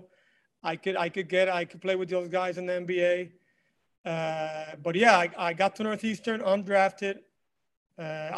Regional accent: Mayagüez, Puerto Rico; moved away; also born or lived in Miami; born and raised in Puerto Rico, Mayagüez, Puerto Rico, and the west side

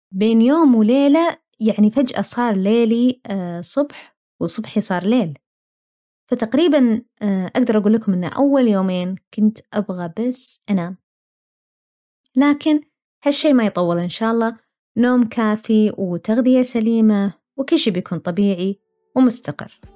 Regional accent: Saudi Arabia; moved away as an adult; now in Australia; أنا ماني أول ولا آخر واحدة طلعت ابتعاث

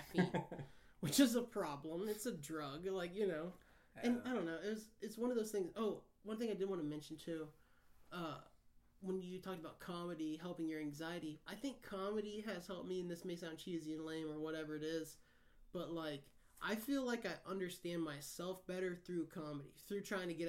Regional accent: Midwest, United States; I'm from the Midwest

